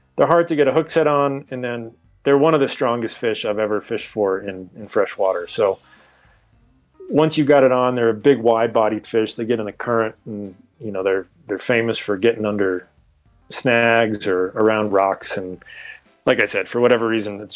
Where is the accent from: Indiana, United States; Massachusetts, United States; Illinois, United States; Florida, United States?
Massachusetts, United States; outside of Boston; moved away as an adult; also born or lived in Colorado; grew up outside of Boston